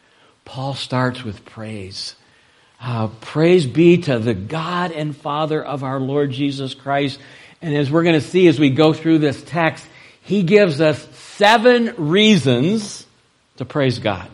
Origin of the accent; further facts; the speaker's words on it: Ohio, United States; The church that I grew up in Ohio, that my dad pastored for 18 years